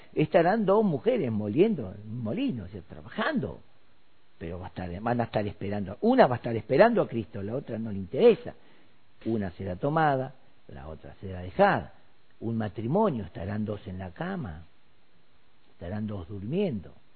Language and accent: Spanish; Argentina